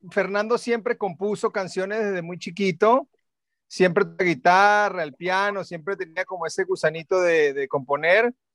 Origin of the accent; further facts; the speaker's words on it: Puerto Rico; born there; Sí, nací en Puerto Rico por mi papá.